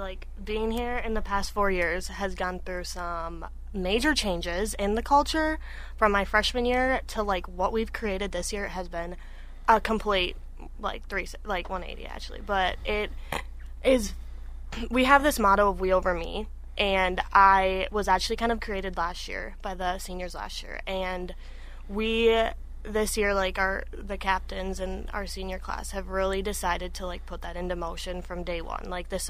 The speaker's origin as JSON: {"language": "English", "town": "River Falls", "region": "Wisconsin", "country": "United States", "tie": "born or raised there", "said": "But I grew up in River Falls. I know those coaches very well, obviously being from there."}